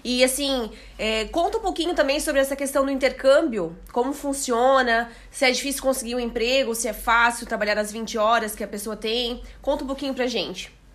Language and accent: Portuguese; Blumenau, Santa Catarina, Brazil; Eu sou de Blumenau